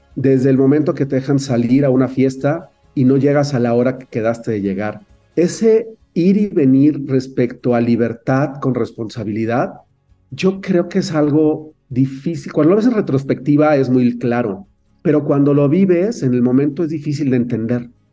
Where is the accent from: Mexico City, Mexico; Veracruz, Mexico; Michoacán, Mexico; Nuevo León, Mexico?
Mexico City, Mexico; also born or lived in Canada; nací en la Ciudad de México, viví toda mi infancia en, en Coyoacán